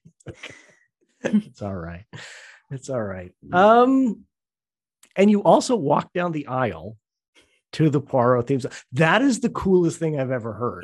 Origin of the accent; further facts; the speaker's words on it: Southern Ontario, Canada; I grew up in a very small, uh, not a small town. It's a, it's a city in Southern Ontario